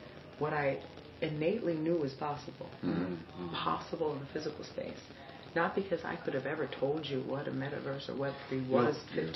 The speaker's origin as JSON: {"language": "English", "town": "Miami", "region": "Florida", "country": "United States", "said": "I'm from Miami."}